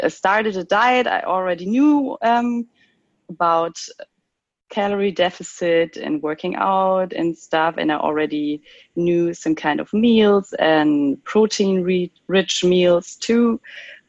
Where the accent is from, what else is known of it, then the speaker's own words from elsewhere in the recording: Cologne, North Rhine-Westphalia, Germany; I'm from Cologne in Germany